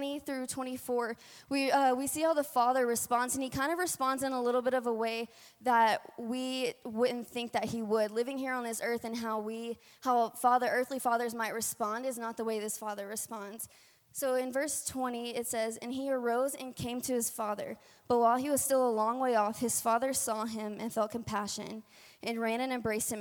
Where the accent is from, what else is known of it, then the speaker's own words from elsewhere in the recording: Louisiana, United States; accent: twang; now in Colorado, United States; I am from Louisiana. So if you do hear a little bit of twang in my voice tonight, that's where it's coming from.